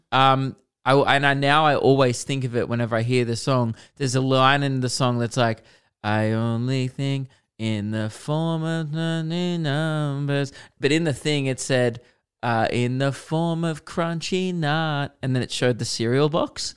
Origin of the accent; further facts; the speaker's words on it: Melbourne, Victoria, Australia; biggest shows I've ever done in my hometown